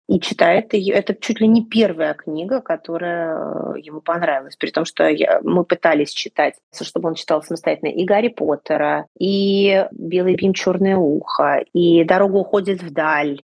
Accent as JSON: {"language": "Russian", "region": "Moscow", "country": "Russia", "also_born_or_lived": "Saint Petersburg", "moved": "yes", "said": "я москвичка, да. Но поскольку потом моя какая-то часть моей сознательной жизни прошла и сформировала меня как личность в Петербурге"}